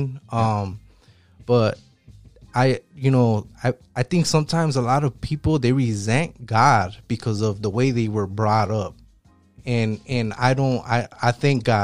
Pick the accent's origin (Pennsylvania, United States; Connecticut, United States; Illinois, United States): Illinois, United States; Chicago; I'm from Southside Chicago.